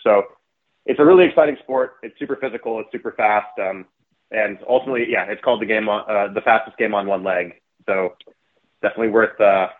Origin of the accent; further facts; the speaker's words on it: Boston, Massachusetts, United States; also born or lived in Colorado; I grew up in Boston, and I went to school in Colorado.